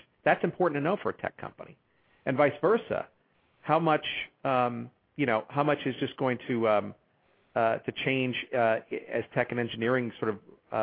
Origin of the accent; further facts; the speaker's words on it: New York, United States; now in Chicago, United States; I'm originally from New York, so I don't, I'm not from here